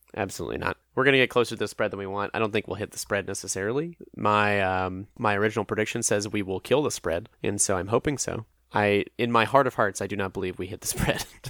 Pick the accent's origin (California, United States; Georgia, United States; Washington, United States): Georgia, United States; Atlanta; I'm from Atlanta